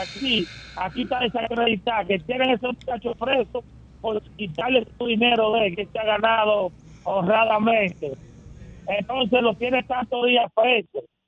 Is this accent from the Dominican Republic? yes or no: yes; Dominican Republic; now in New York, United States; yo, yo como dominicano